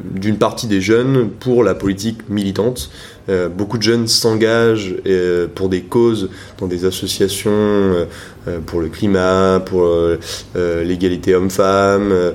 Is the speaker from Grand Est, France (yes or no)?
no; Rennes, Brittany, France; also born or lived in Paris; je suis originaire donc de Rennes.